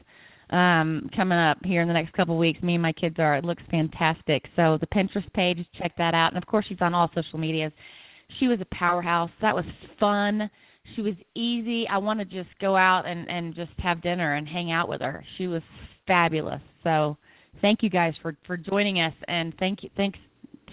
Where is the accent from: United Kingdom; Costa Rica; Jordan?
Costa Rica; moved away; I'm a Costa Rica gal, so we say things a little bit different.